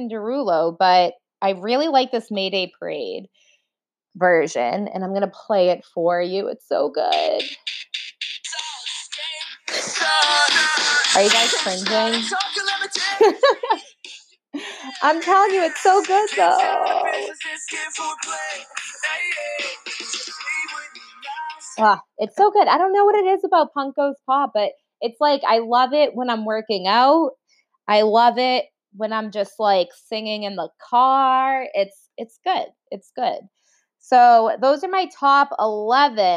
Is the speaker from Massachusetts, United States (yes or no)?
yes; Boston, Massachusetts, United States; accent: Boston; my Boston accent comes out